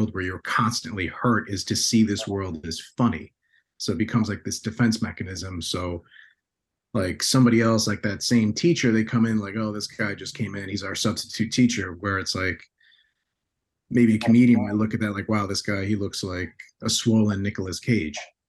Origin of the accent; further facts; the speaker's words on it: Bayonne, New Jersey, United States; growing up in Bayonne, New Jersey